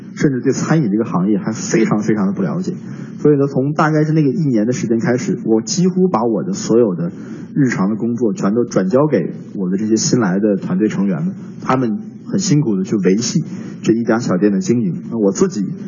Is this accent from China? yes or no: yes; Northeast China, China; moved away; 我的老家是东北的一个，一个城市